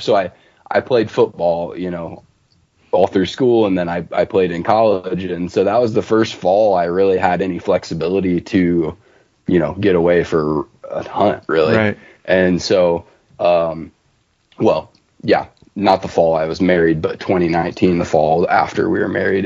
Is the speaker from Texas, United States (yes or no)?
no; north central Ohio, United States; moved away as an adult; also born or lived in southwestern Oregon; now in Oregon, United States; I'm from uh, north central Ohio, so about halfway in between Cleveland and Columbus